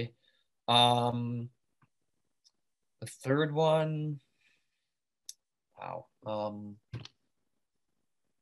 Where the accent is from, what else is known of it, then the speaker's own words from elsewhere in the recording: Canada; I'm Canadian